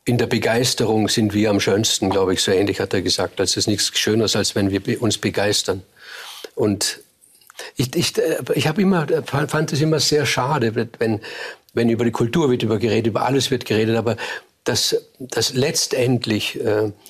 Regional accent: Vorarlberg, Austria; als Vorarlberger ist man ein hölzernes Eisen. Man ist ein, ein protestantischer Katholik von der, ganz, von der ganzen Voraussetzung her. Und man hat diese protestantische Arbeitsethik.

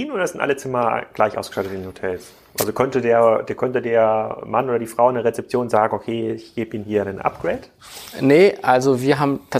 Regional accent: Erfurt, Thuringia, Germany; Erfurt, meine alte Heimatstadt.

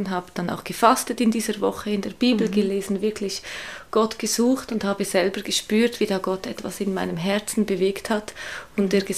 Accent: Switzerland; moved away as an adult; now in Hamburg, Germany; Ich komme aus der Schweiz, wie man das wahrscheinlich auch hört.

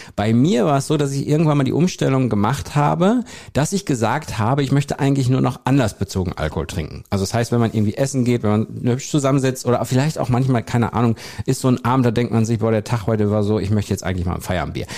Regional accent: North Rhine-Westphalia, Germany; Also, wir sind mitten in Nordrhein-Westfalen. Wir sind nicht in der Großstadt, sondern wir sind im ländlichen Bereich

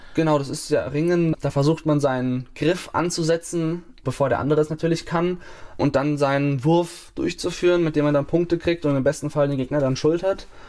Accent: Bavaria, Germany; moved away; es ist ein kleines Dorf gewesen, wo ich aufgewachsen bin

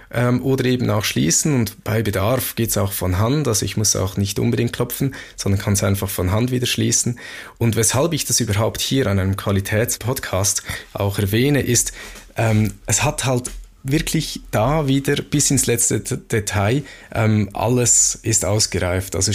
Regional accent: Switzerland; so als Schweizer kann ich mir das gut merken

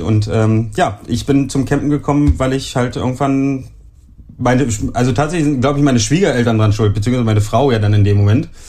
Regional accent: Germany; bei uns in Deutschland

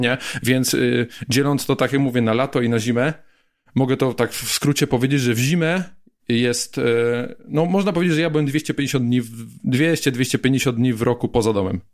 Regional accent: Gliwice, Silesian Voivodeship, Poland; moved away; also born or lived in Szczyrk; ja ogólnie pochodzę z Gliwic, tam się wychowałem, tam się urodziłem

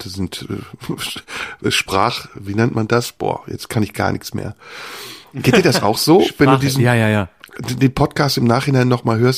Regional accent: North Rhine-Westphalia, Germany; viel mit dieser Region, dem linken Niederrhein. Mönchengladbach

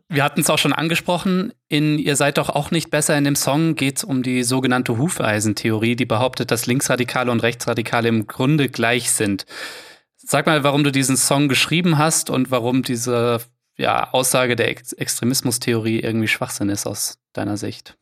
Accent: Offenbach am Main, Hesse, Germany; ich komme aus Offenbach bei Frankfurt

